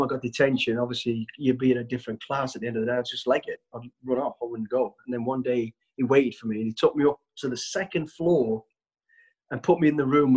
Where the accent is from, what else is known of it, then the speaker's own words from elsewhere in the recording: Walsall, West Midlands, United Kingdom; I was born in Walsall, the West Midlands. We're a family of five kids